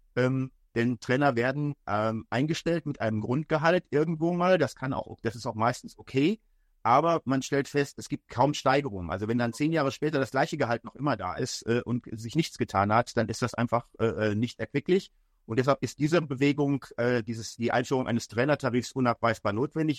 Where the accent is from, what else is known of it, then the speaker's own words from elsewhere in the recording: Germany; als Deutscher